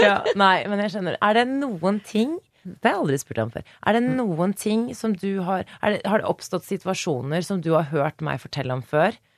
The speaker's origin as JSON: {"language": "Norwegian", "country": "Norway", "tie": "born or raised there", "said": "Så vi mhm. er jo da eh, vokst opp i Norge"}